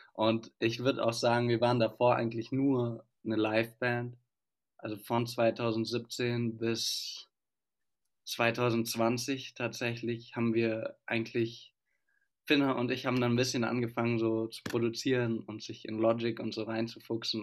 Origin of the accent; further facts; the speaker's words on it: Stuttgart, Baden-Württemberg, Germany; now in Freiburg, Germany; ich komme aus Stuttgart, wie wir alle eigentlich, und studiere jetzt aber in Freiburg